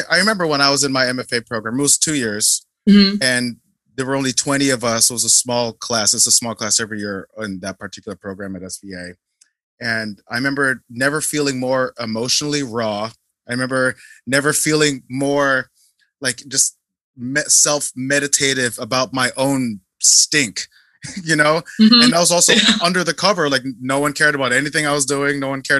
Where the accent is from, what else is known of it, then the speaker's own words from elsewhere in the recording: Philippines; And also, I'm Filipino and you're South Korean, but I think there's a very uniquely Asian approach to excellence.